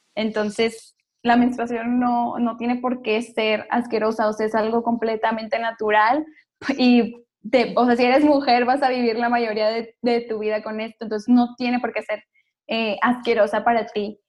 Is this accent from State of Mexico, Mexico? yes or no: no; Monterrey, Nuevo León, Mexico; yo soy de Monterrey